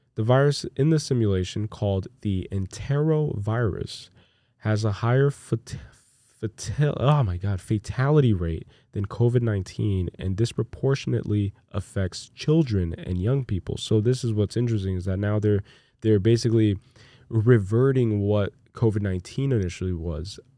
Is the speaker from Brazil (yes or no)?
yes; Brazil; moved away; I'm from Brazil, by the way. I was born in Brazil.